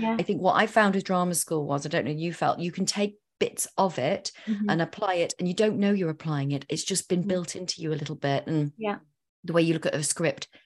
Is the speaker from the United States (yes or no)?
no; Yorkshire and the Humber, United Kingdom; moved away as an adult; also born or lived in London; I was Northern and I was from West Yorkshire as well